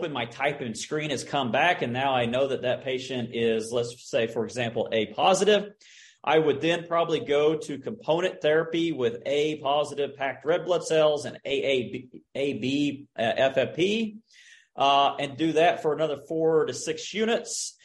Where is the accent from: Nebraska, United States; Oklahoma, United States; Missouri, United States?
Oklahoma, United States; moved away; I'm from Oklahoma